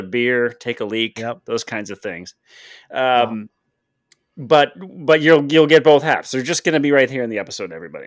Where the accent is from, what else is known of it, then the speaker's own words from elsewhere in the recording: Detroit, Michigan, United States; growing up in Detroit